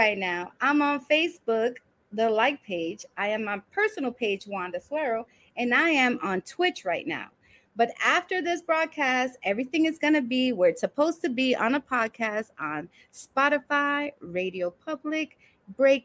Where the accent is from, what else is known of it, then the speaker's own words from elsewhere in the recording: New York City, New York, United States; also born or lived in Brooklyn / The Bronx; I was born in Brooklyn, raised in Washington Heights